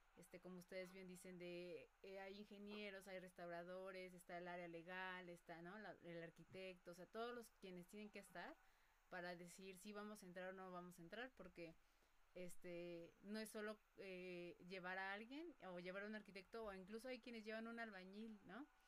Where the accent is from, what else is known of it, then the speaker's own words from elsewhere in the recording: Mexico; los mexicanos